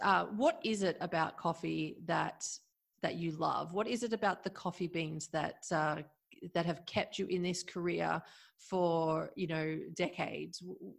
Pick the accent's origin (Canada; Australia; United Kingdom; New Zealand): Australia; And a lot of my Australian friends and family considered me no longer a part of the Australian group.